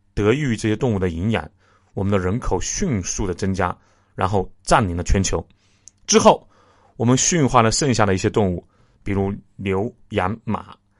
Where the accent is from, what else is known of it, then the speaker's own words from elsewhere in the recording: China; 我们中国人